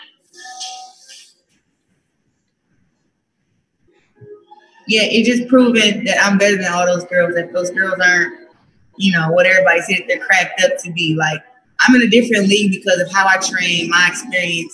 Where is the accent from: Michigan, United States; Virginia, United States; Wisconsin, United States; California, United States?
Michigan, United States; Flint; my hometown